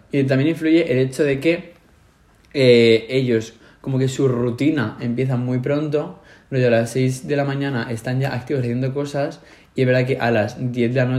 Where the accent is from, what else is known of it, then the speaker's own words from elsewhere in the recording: Spain; now in Sweden; aquí todo el mundo maneja unas cantidades, los únicos que miramos el dinero de las cosas somos los españoles.